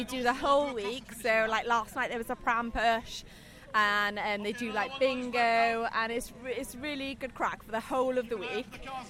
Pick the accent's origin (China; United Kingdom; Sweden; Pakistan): United Kingdom; moved away as an adult; now in Whitlands; Yeah, I'm from Halford West originally, yeah. But I bought my house in Whitlands over 2 years ago now.